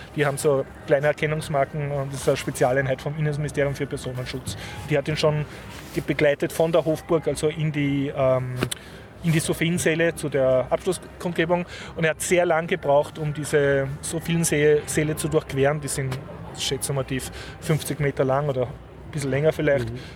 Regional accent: Austria; als Österreicher

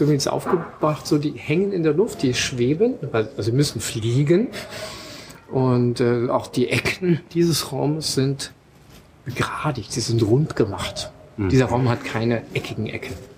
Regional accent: Germany; bei uns in Deutschland

